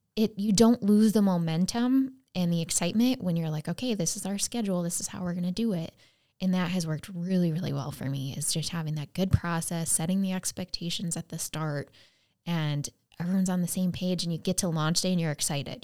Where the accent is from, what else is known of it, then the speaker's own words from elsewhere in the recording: United States; so I'd say I'm from the U S